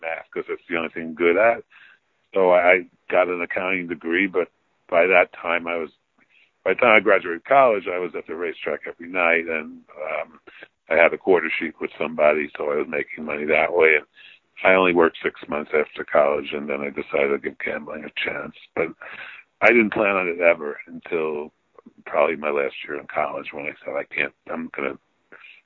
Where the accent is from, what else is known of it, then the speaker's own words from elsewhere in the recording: New York City, New York, United States; So I never left the borough.